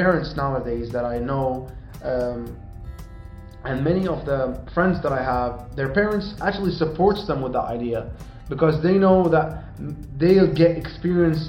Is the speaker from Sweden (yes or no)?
yes; Sweden; we grew up in Sweden, you were born there, I came there at a very young age.